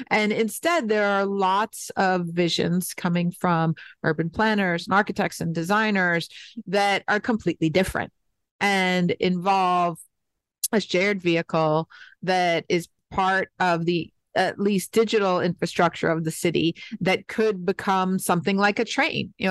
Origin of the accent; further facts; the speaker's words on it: New York City, New York, United States; moved away as an adult; now in Detroit, United States; I grew up in New York City and then lived in many other places in the United States and recognized how different my experience growing up was. I mean, I literally grew up 50 steps from a subway station you know, and then I went to high school in Manhattan on Fifth Avenue